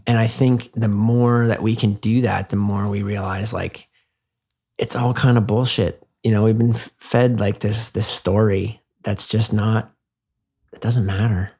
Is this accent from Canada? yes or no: yes; Canada; I'm from Canada.